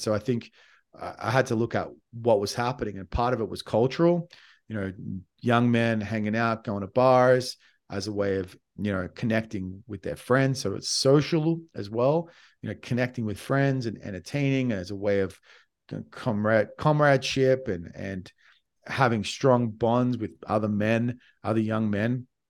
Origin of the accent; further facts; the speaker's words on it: Australia; I came from Australia